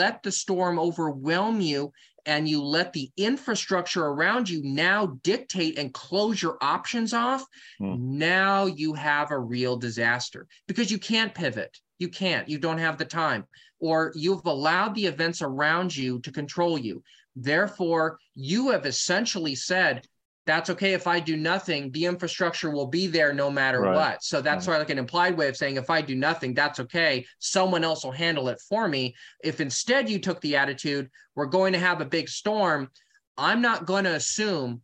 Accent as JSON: {"language": "English", "region": "California", "country": "United States", "said": "I'm from California"}